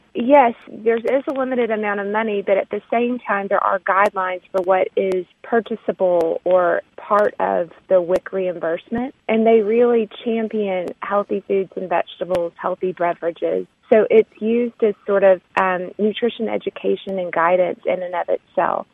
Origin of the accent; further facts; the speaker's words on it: Arkansas, United States; now in Texas, United States; I'm Southern. I live in Texas. I'm from Arkansas.